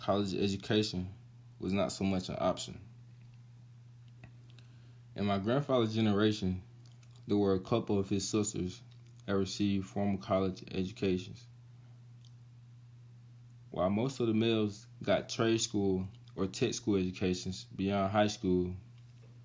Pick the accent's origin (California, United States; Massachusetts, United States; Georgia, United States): Georgia, United States; Carroll County; Carroll County, which is my hometown